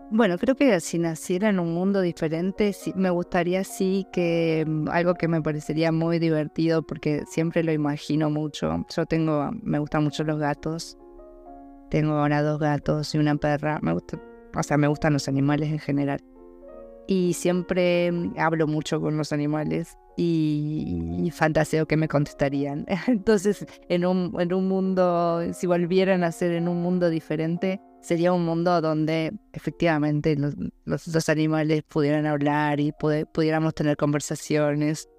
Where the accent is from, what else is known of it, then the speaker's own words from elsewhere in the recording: Argentina; now in Buenos Aires, Argentina; mis padres viven, siguen viviendo en el pueblo donde yo nací y crecí